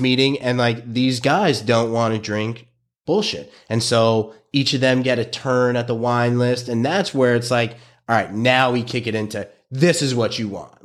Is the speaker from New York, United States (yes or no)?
yes; New York City, New York, United States; I was a kid from Brooklyn.